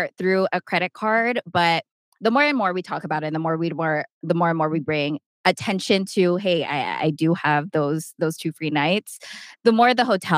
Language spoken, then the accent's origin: English; San Diego, California, United States; moved away as an adult; now in Las Vegas, United States; we're from San Diego, we live right next to the border